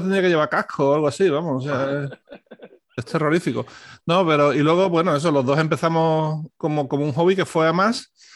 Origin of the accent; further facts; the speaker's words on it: Seville, Andalusia, Spain; Los dos somos sevillanos